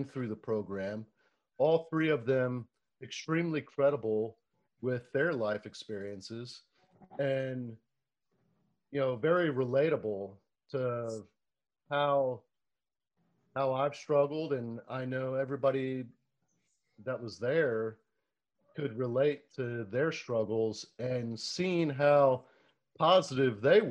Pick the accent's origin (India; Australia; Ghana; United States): United States; Florida; growing up in Florida